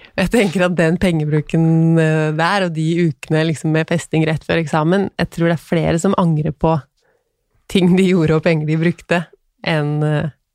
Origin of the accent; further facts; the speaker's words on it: Tønsberg, Vestfold, Norway; now in Stabekk, Norway; Jeg er fra Tønsberg, men nå bor vi på Stabekk.